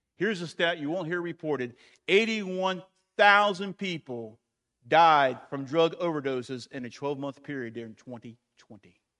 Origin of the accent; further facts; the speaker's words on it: United States; I am American, I'm a Christian first, I'm American second